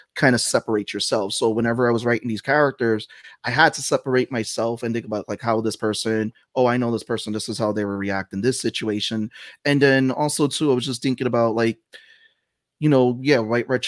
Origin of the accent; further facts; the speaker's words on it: New York City, New York, United States; I grew up in the Bronx